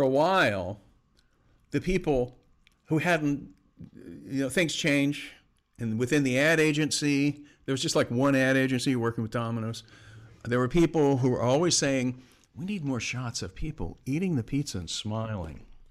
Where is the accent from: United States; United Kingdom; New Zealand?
United States; Florida; moved away as an adult; also born or lived in Bay Area / Southern California / Portland / New York; I'm originally from Florida